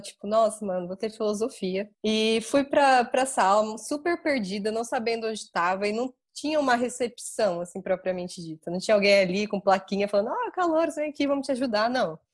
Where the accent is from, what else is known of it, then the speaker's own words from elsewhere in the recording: São José dos Campos, São Paulo, Brazil; moved away as an adult; also born or lived in Guarulhos; Eu sou de São José dos Campos e a minha faculdade era em Guarulhos